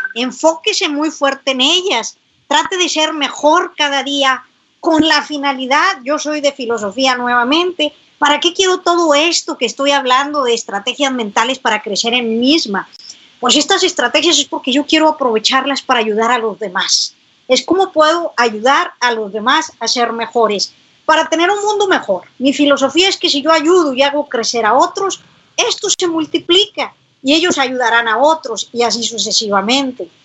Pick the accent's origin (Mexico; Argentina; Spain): Mexico; San Buenaventura, Coahuila; acá en mi tierra, yo soy de San Buenaventura, Coahuila